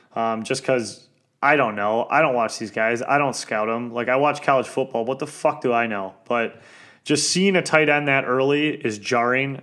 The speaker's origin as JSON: {"language": "English", "town": "Detroit", "region": "Michigan", "country": "United States", "said": "I'm from East English Village"}